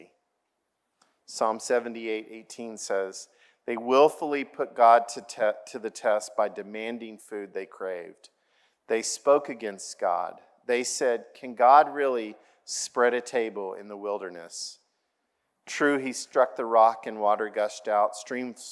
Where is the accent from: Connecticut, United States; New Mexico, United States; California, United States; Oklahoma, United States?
Oklahoma, United States; I grew up in Oklahoma